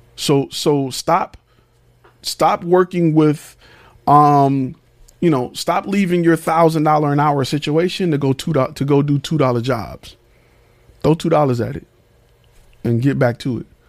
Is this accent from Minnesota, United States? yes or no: no; Detroit, Michigan, United States; I'm from Detroit. I've been in the military.